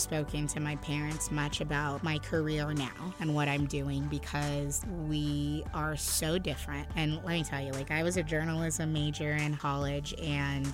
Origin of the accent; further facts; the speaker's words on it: United States; We were both raised by first-generation immigrants, but she was born in St. Martin, and I was born here in the States.